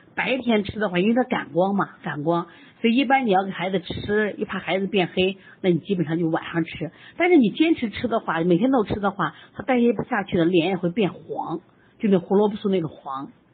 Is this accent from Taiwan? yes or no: no; China; 我们中国人